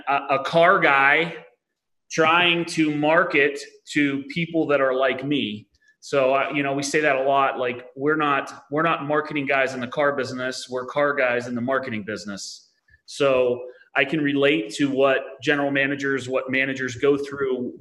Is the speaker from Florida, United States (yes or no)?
no; Pittsburgh, Pennsylvania, United States; I'm from Pittsburgh, Pennsylvania, born and raised